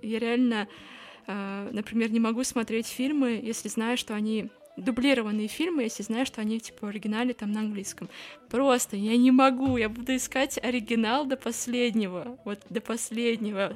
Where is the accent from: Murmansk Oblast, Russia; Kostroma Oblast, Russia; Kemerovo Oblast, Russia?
Murmansk Oblast, Russia; Murmansk; now in Saint Petersburg, Russia; я из Мурманска